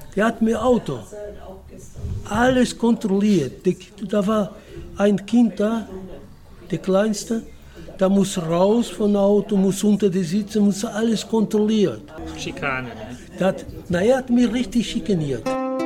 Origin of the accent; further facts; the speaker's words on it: Portugal; German is a second language; now in Germany; Ich komme aus Portugal